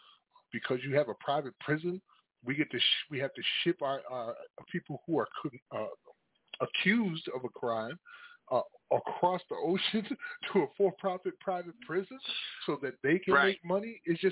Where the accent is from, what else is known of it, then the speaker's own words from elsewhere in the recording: Paterson, New Jersey, United States; also born or lived in Manhattan, New York; I grew up in Paterson, New Jersey myself, and New York was considered our sister state.